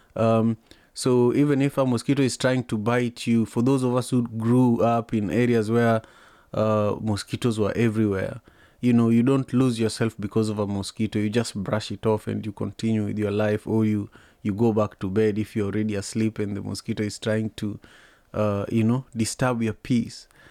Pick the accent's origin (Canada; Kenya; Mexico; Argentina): Kenya; Kisumu, Kisumu County; now in United States; I grew up in Kisumu